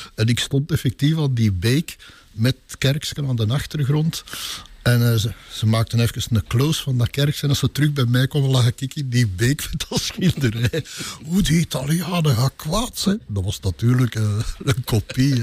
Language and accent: Dutch; Sint-Gertrudis-Pede, Flanders, Belgium; also born or lived in Dilbeek / Pajottenland; Sint-Gertrudis Speden, mijn geboortedorp. Heel de wereld denkt dat ik van Tollenbeek ben, maar ik ben van hier gekomen